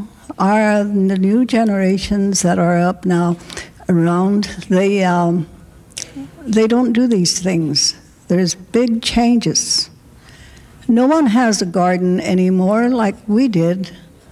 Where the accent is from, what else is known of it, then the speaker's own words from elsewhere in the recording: Rosebud Reservation, South Dakota, United States; our reserve where I am from the Rosebud Reservation